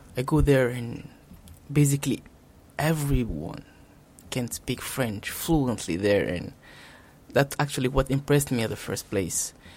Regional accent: Djibouti; moved away as an adult; also born or lived in Senegal; now in Japan; I came from Djibouti. Um, I'm 25 years old and I came to Japan in September 2017

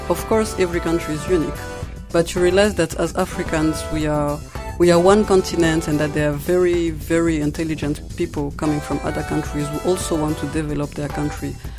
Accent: Kigali, Rwanda; moved away as an adult; now in Kobe, Japan; I come from Kigali, Rwanda, and I'm currently studying in KIC

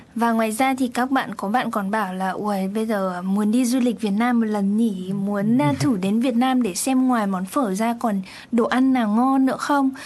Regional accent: Vietnam; now in Japan

